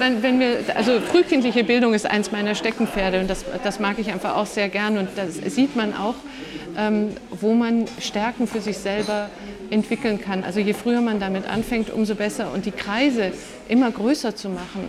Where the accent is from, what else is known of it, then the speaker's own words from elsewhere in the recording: Swabia, Baden-Württemberg, Germany; ich bin im Schwabenland aufgewachsen